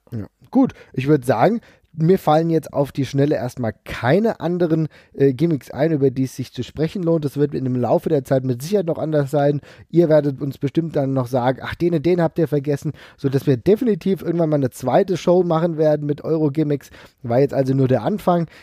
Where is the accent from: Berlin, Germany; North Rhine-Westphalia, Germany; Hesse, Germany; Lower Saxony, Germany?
Hesse, Germany; Frankfurt; ich komme aus Frankfurt